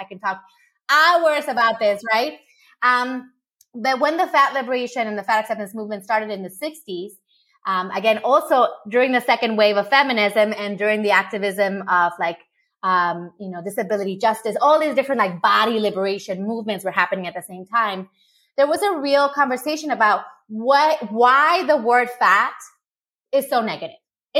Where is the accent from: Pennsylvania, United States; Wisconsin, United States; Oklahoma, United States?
Wisconsin, United States; I'm a Wisconsinian, but here's